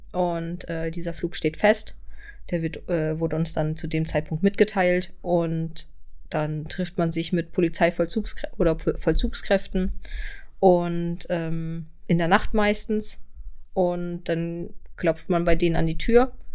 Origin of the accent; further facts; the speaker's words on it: Kiel, Schleswig-Holstein, Germany; ich komme hier aus Kiel